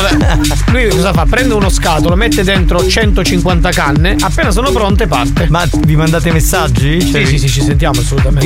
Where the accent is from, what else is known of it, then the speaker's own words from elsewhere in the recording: Sicily, Italy; qui in Sicilia nevica solo in alcune zone